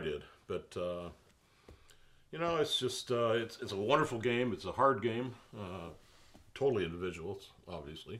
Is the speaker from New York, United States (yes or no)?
no; San Diego, California, United States; I grew up in San Diego